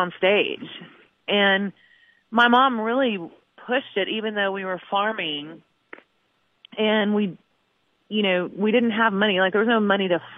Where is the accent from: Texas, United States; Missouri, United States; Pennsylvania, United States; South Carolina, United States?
Missouri, United States; New Franklin; moved away; what it's like to grow up in Missouri